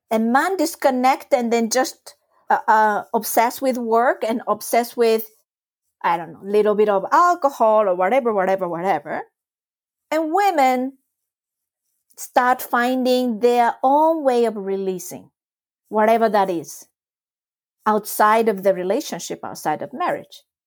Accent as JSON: {"language": "English", "country": "Japan", "tie": "born or raised there", "first_language": "Japanese", "second_language": "English", "moved": "as an adult", "said": "I was brought up in Japan, it's my first language, but I wasn't exposed to Japanese adult culture because I left Japan when I was eighteen"}